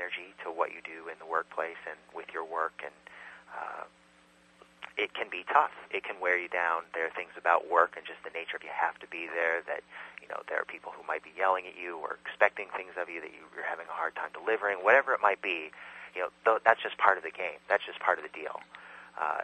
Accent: California, United States; moved away as an adult; also born or lived in Illinois / San Francisco / New York; now in Brooklyn, United States; I was born in Illinois, but I grew up in California.

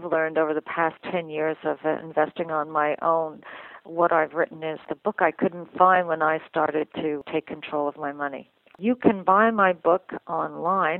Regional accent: Canada; I'm a Canadian, live in Toronto

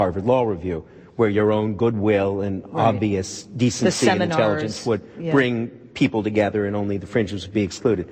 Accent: Canada; moved away; I'm a Canadian. It may not be the national health care that I grew up

